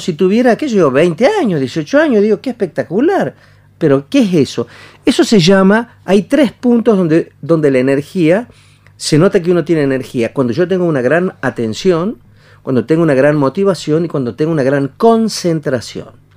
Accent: Añatuya, Santiago del Estero, Argentina; yo soy de Añatuya, Santiago Letero, del Estero

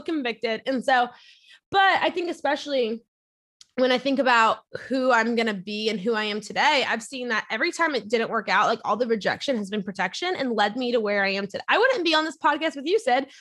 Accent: near New Orleans, Louisiana, United States; now in Orlando, United States; grew up near New Orleans, Louisiana, and my parents always took me to church.

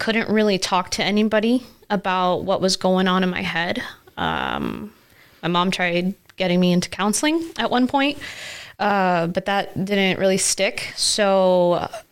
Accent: Nebraska, United States; also born or lived in Florida; I moved to Nebraska in 1997 with my mom.

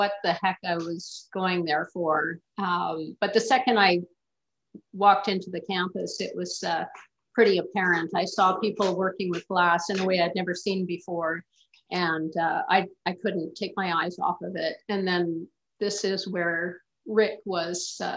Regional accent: Flin Flon, Manitoba, Canada; I was born in Flin Flon, Manitoba, Canada

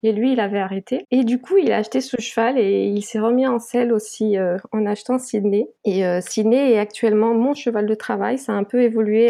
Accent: Guadeloupe; je vis et je suis née en Guadeloupe

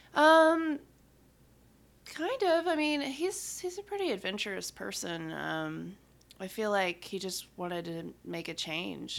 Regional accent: West Monroe, Louisiana, United States; born in Louisiana

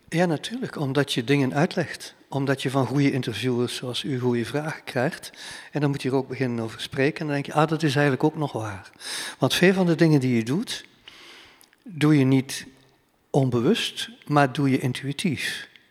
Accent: banks of the Scheldt, Flanders, Belgium; ik aan de Scheldeboorden zit waar ik ben opgegroeid

